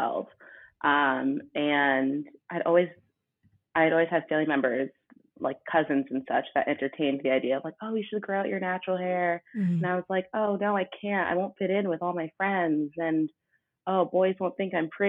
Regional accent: Westborough, Massachusetts, United States; I grew up in Westboro, Massachusetts.

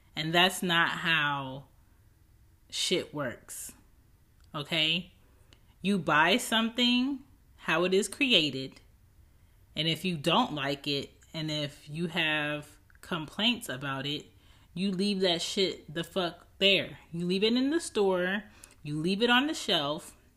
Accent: United States

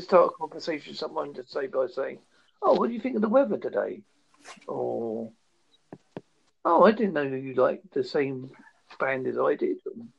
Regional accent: United Kingdom; I'm British and white

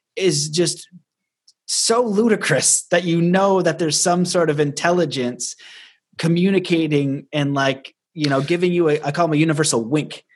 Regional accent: Canada; I'm Canadian

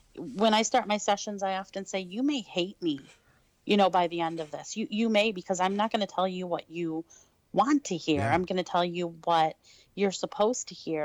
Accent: Detroit, Michigan, United States; I actually was born and raised in Detroit

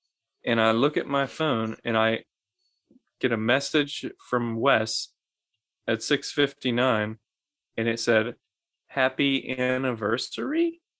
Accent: Scotland, United Kingdom; But I'm Scottish, so I'm allowed to?

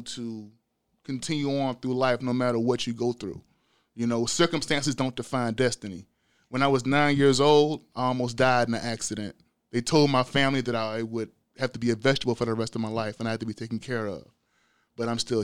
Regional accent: Louisiana, United States; I'm originally from Louisiana

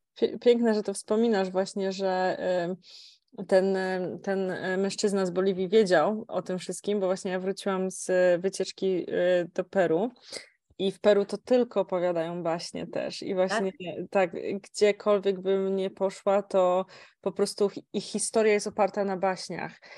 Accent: Kielce, Świętokrzyskie Voivodeship, Poland; pochodzę z Kielc

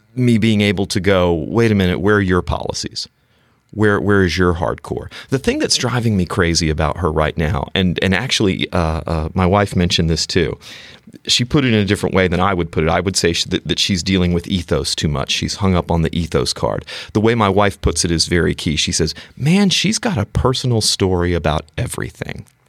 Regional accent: the Carolinas, United States; moved away; born and raised in the Carolinas

